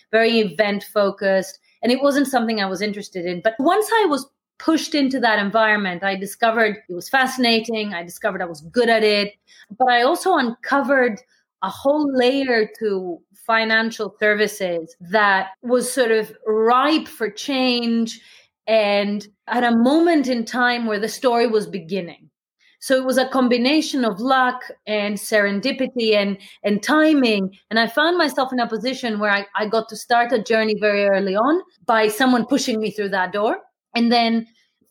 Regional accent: Athens, Attica, Greece; moved away; I grew up in Athens

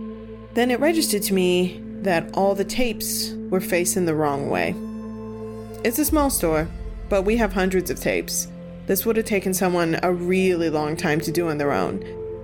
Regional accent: New England, United States; Maybe it's because we're Catholic or because we're from New England, but we all pretty immediately believe in ghosts here.

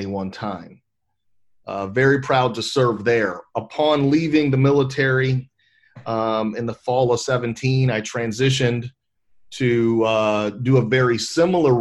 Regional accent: Cincinnati, Ohio, United States; moved away; I'm born and raised in Cincinnati, Ohio.

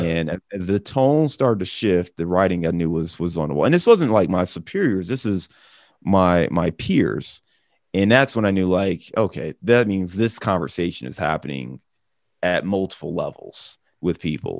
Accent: Cleveland, Ohio, United States; also born or lived in Chicago; now in Cincinnati, United States; I'm a guy who lives in Cincinnati, but I'm from Cleveland. I'm originally from Cleveland

